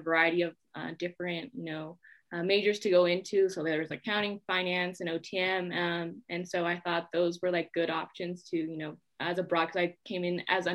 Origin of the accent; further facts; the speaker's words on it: San Jose, California, United States; moved away as an adult; now in Salt Lake City, United States; I grew up in San Jose, California.